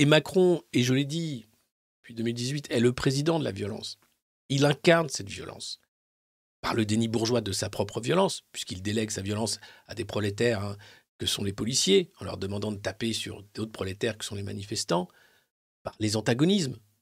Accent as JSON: {"language": "French", "country": "France", "said": "tous en tant que Français"}